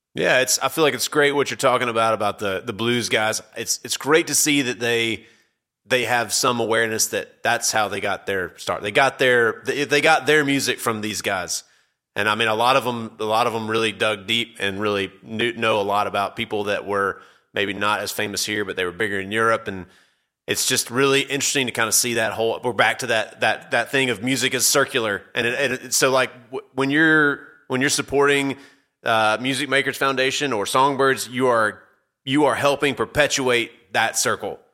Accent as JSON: {"language": "English", "region": "Mississippi", "country": "United States", "moved": "yes", "said": "I'm from Mississippi originally"}